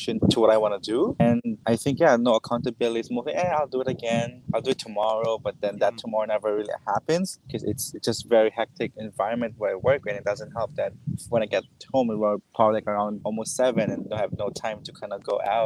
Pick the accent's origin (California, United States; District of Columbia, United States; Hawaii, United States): Hawaii, United States; I am from Hawaii